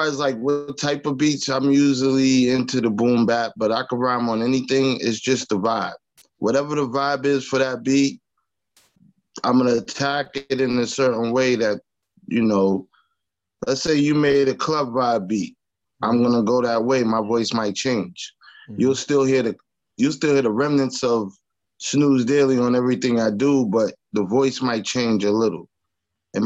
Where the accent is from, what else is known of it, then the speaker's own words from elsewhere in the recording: Long Island, New York, United States; I'm from Long Island